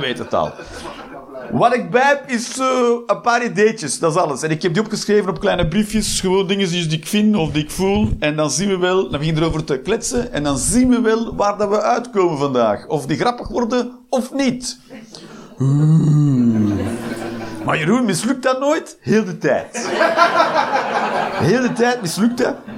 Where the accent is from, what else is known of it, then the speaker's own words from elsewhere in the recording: Flanders, Belgium; now in Eindhoven, Netherlands; ik ben een Belg, een Vlaming